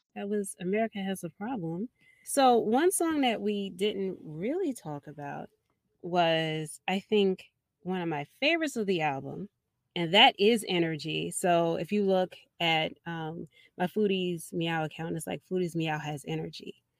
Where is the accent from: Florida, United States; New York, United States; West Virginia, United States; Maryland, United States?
Maryland, United States; Baltimore; growing up in Baltimore in the 90s and Baltimore club music